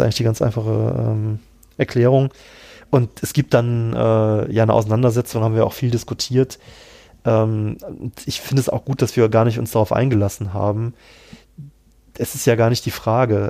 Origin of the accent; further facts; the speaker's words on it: Cologne, North Rhine-Westphalia, Germany; moved away; ich komme ja tatsächlich ursprünglich aus Köln